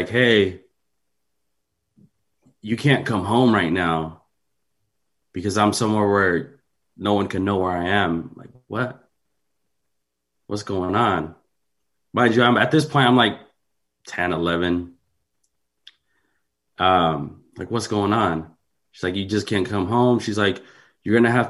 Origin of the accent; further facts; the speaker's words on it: San Mateo, California, United States; I grew up in San Mateo